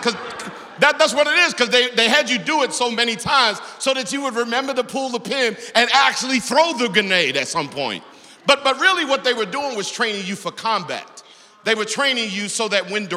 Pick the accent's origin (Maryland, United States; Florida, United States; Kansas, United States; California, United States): Maryland, United States; Baltimore; growing up in Baltimore, on the east side of Baltimore